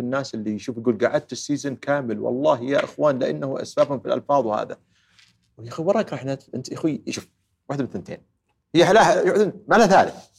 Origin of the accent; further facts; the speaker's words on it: Saudi Arabia; also born or lived in Houston, United States; إحنا ترى سعوديين